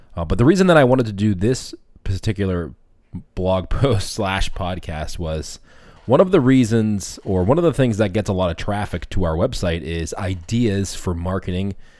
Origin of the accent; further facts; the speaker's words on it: Boston, Massachusetts, United States; I'm from Boston, so I talk a little quick.